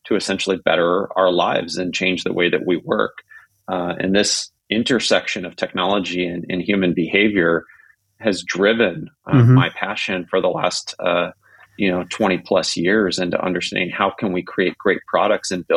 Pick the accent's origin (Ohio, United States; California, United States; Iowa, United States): California, United States; Silicon Valley; growing up in Silicon Valley